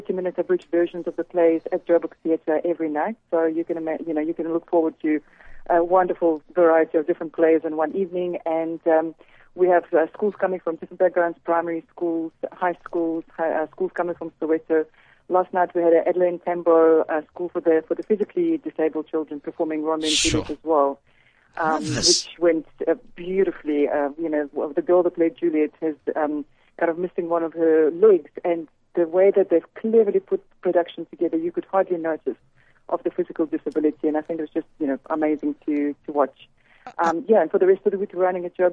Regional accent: Saint Petersburg, Russia; moved away as an adult; also born or lived in Siberia, Russia; now in South Africa; I was born in Russia, so originally from Siberia, and I grew up in St. Petersburg

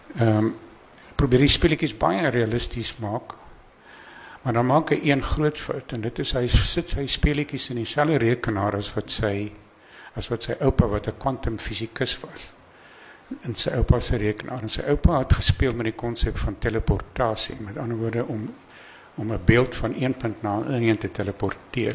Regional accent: Eastern Transvaal Highveld, Mpumalanga, South Africa; daar waar ek vandaan kom, Oos-Transvaal se hoofveld

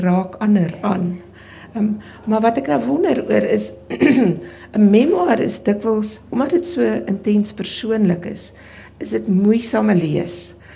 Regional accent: South Africa; my reis in in in Suid-Afrika as as wit Afrikaner vrou

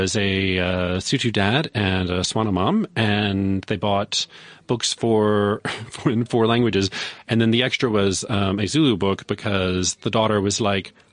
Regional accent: Louisiana, United States; now in Johannesburg, South Africa; I grew up in Louisiana.

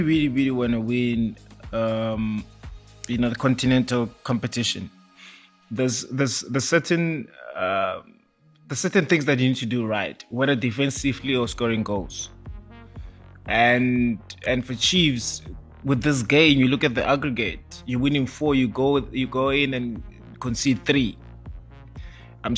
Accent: South Africa; as a South African football fan

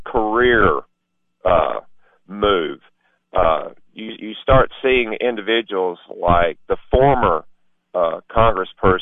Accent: White County, Tennessee, United States; I'm from White County

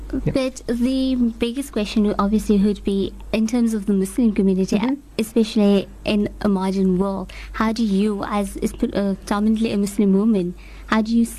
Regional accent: South Africa; we as this nation, we're South African nation

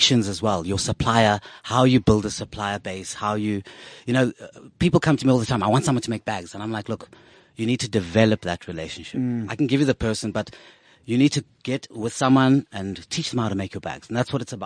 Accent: Cape Town, Western Cape, South Africa; I'm from Cape Town, as everyone knows, Langa Guguletu.

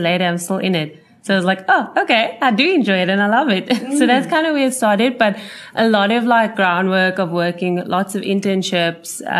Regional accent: Cape Town, Western Cape, South Africa; So I've always actually been a Cape Town girl. I haven't lived anywhere else. So born in Cape Town

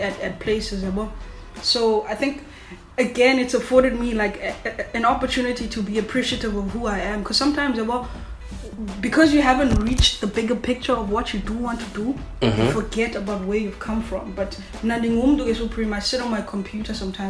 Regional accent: Cape Town, Western Cape, South Africa; I grew up Kwalanga

